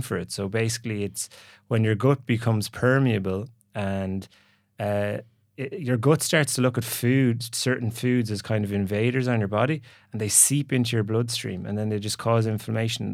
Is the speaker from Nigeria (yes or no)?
no; Galway, Connacht, Ireland; moved away as an adult; also born or lived in San Francisco / Dublin; I'm from Galway originally